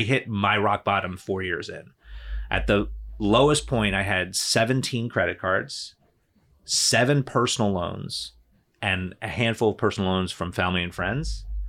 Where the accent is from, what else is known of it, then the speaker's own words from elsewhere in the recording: New Jersey, United States; moved away; I grew up in New Jersey. I was born and raised there